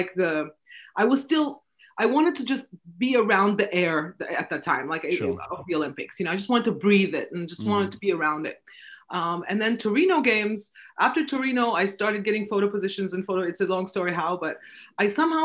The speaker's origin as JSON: {"language": "English", "region": "Istanbul", "country": "Turkey", "also_born_or_lived": "Vienna", "said": "I'm from Turkey, Istanbul"}